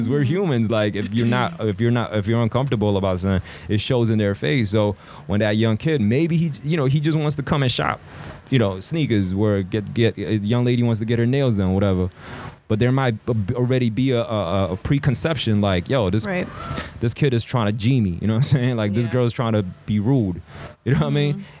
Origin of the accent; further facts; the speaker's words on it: New York City, New York, United States; also born or lived in South Korea / China; I grew up in Queens, especially a part of Queens, like Jackson Heights, Elmhurst, Flushing